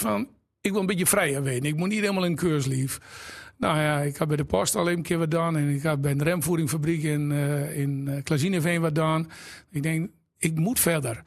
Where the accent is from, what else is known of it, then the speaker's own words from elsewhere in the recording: Exloo, Drenthe, Netherlands; moved away as an adult; Ik ben eh, geboren in Exel